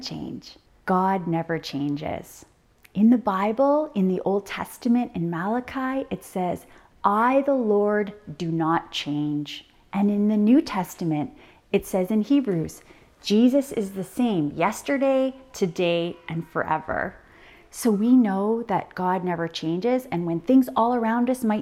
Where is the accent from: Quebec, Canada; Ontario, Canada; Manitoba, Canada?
Ontario, Canada; moved away; I grew up in Ontario